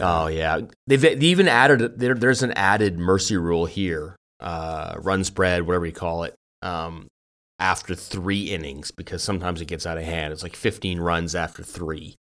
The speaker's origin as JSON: {"language": "English", "town": "Richmond", "region": "British Columbia", "country": "Canada", "tie": "born or raised there", "also_born_or_lived": "Victoria, British Columbia", "said": "I gr, I grew up in Vancouver, Richmond, near, n, n, near where you live now"}